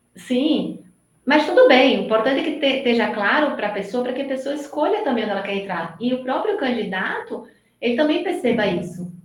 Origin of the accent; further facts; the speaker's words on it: Recife, Pernambuco, Brazil; accent: nordestino, meio misturado com São Paulo; now in São Paulo, Brazil; pelo meu sotaque, já dá para perceber que eu não sou de São Paulo, eu moro em São Paulo, eu sou nordestina, sou de Recife